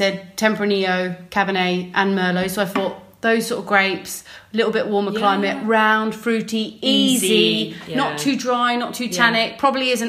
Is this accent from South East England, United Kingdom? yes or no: yes; Surrey, South East England, United Kingdom; moved away; usually when I'm visiting my hometown in Surrey.